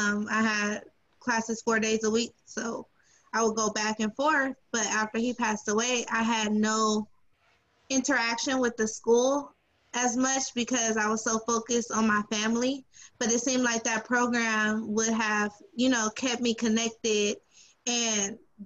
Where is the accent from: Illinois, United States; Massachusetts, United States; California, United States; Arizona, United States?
California, United States; Los Angeles; now in Bakersfield, United States; but I'm not from Bakersfield. I am from LA. And when I graduated from high school, I went straight to Cal State Northridge.